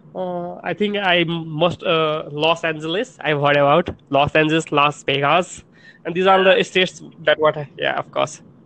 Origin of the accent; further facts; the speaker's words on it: Nepal; English is a second language; I'm from Nepal